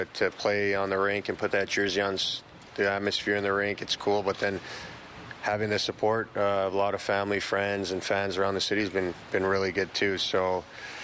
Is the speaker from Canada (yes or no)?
yes; Toronto, Ontario, Canada; we're both from Toronto and we have our family here and we grew up here.